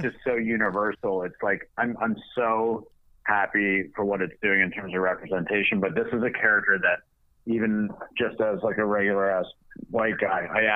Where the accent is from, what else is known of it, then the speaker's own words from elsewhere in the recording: Toronto, Ontario, Canada; also born or lived in Montreal; I grew up in Toronto and we lived in Montreal